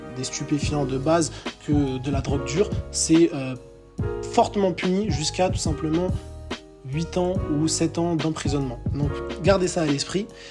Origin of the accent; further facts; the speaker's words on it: Villejuif, Île-de-France, France; moved away as an adult; je suis parisien, je suis issu de la, banlieue parisienne, donc euh, de Villejuif dans le 94